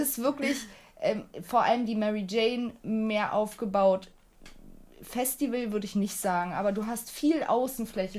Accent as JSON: {"language": "German", "country": "Turkey", "moved": "yes", "lives_now": "Germany", "said": "Ich komme aus der Türkei und auch noch aus dem Land. Wir haben Tabak angepflanzt"}